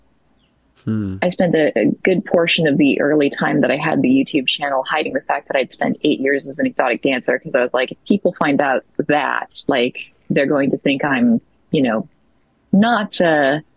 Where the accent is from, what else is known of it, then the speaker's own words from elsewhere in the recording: the North, United States; moved away as an adult; now in the South, United States; I grew up in the North. I won't tell you where that is either necessarily, but I grew up in a very, very rural, very isolated northern area of the country.